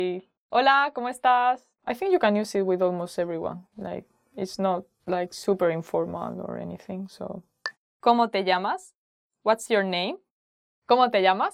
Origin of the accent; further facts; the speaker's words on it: Spain; Yo soy de España